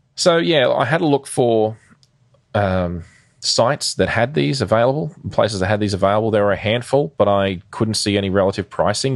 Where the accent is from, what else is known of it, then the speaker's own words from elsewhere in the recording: Queensland, Australia; in Queensland, which is the state that I live in and grew up in, spent most of my life in for that matter